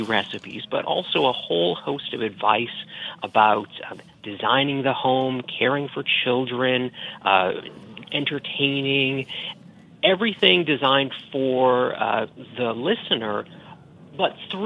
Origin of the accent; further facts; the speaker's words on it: Boston, Massachusetts, United States; accent: Boston; moved away; you're hearing my Boston accent